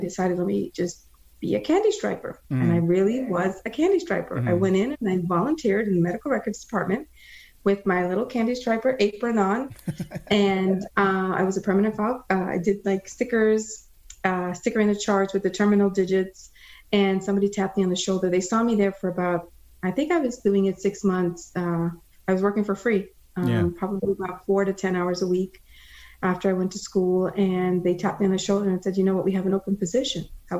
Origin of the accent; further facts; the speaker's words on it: Florida, United States; also born or lived in Guyana; I wasn't born in the US. I was born in Guyana in South America. And as an immigrant, I was about 8 years old when we migrated over to the US, Florida, and decided that we went to school here, me and my sisters